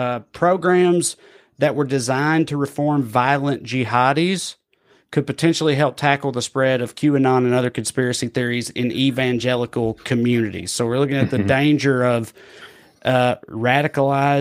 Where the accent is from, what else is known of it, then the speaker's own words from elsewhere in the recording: Tennessee, United States; my home state of Tennessee